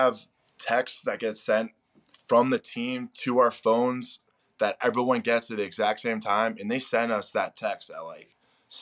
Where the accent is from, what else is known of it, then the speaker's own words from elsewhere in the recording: Spencer, Massachusetts, United States; moved away as an adult; also born or lived in Maine; now in Baltimore, United States; Spencer, which is my hometown